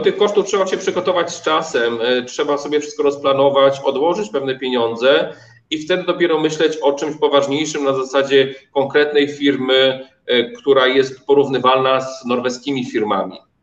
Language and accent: Polish; Poland; moved away as an adult; also born or lived in Oslo, Norway; my jesteśmy Polakami też